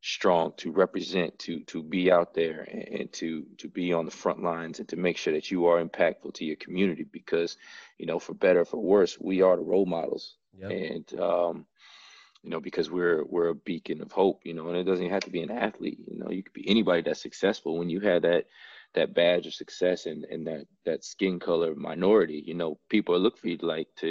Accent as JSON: {"language": "English", "town": "Madison", "region": "Wisconsin", "country": "United States", "tie": "born or raised there", "also_born_or_lived": "San Antonio, Texas", "said": "I was born in San Antonio, but I've been in Madison. I grew up in Madison, was raised in Madison"}